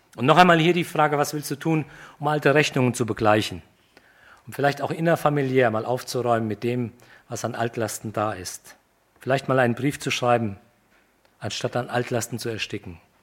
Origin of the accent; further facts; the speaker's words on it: Germany; wir als Deutsche